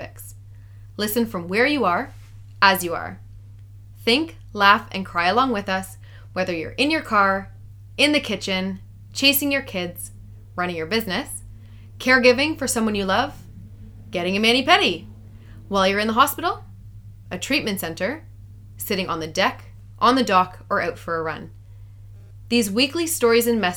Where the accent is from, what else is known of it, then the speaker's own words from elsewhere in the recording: Haliburton, Ontario, Canada; moved away as an adult; also born or lived in London, England / Australia; well, I'm from Haliburton